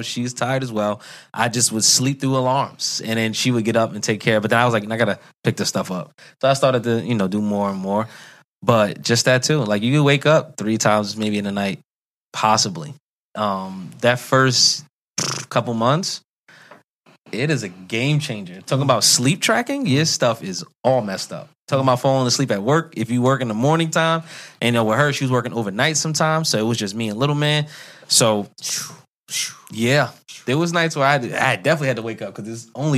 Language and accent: English; New York, United States; I'm a New Yorker